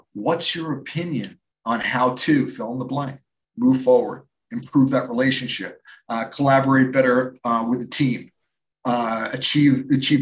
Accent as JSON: {"language": "English", "region": "New York", "country": "United States", "said": "I'm from New York"}